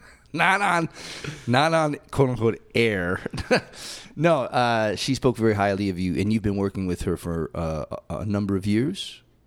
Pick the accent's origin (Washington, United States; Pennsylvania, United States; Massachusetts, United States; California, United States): Massachusetts, United States; moved away; I was born in Massachusetts